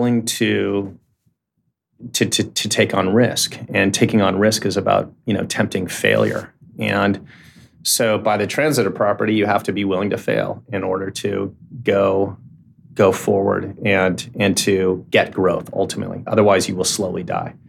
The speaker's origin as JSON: {"language": "English", "town": "San Francisco", "region": "California", "country": "United States", "tie": "born or raised there", "also_born_or_lived": "Menlo Park", "said": "I grew up in Silicon Valley. I grew up in Menlo Park and in San Francisco."}